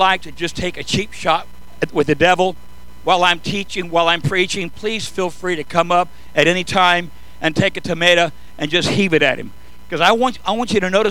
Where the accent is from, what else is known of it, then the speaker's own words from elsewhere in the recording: San Joaquin Valley, Southern California, United States; I was born and raised in Southern California in the Fertile Valley, San Joaquin Valley